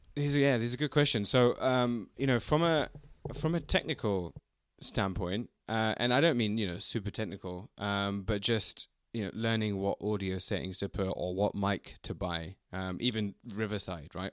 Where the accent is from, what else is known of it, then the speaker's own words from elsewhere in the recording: London, United Kingdom; also born or lived in China; we're both from London, we're both North London boys